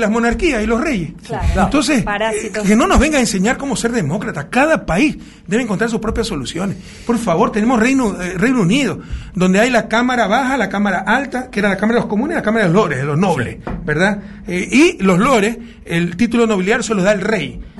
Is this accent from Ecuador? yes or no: yes; Guayaquil, Guayas, Ecuador; Guayaquil, mi ciudad natal